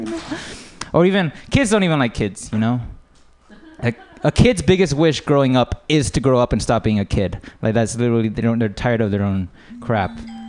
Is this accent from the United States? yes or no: yes; United States; but I would say I'm American.